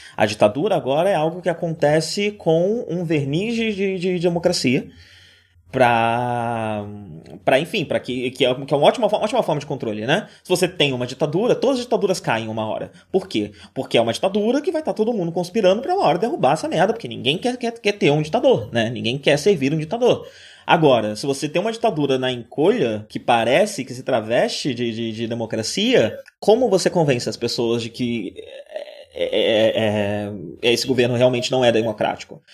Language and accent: Portuguese; Brazil; moved away as an adult; now in Buenos Aires, Argentina; eu saí do Brasil naquele grande momento de efervescência